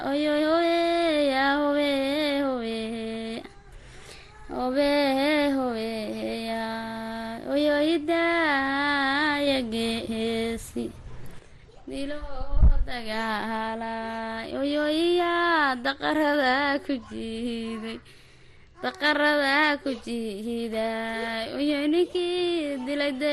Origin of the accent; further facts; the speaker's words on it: Garbahaarey, Gedo, Somalia; meeshaan ku koray waxaa la dhahdaa mm, waxaa la dhahaa waraabad dareeray iyo iyo garbada